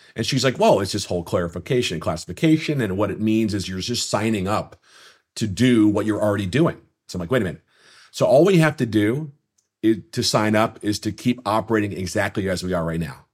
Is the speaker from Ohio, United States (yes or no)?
no; Minnesota, United States; my days growing up in Minnesota playing hockey